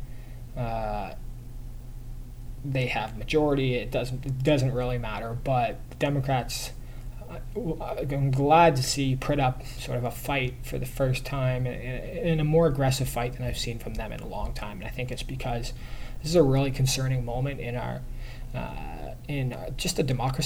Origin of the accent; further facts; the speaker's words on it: Canada; I'm Canadian